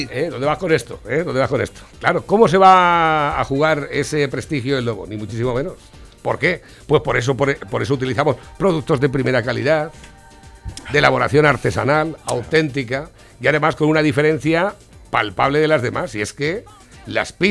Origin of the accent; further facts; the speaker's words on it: Naples, Campania, Italy; Yo soy de Nápoles.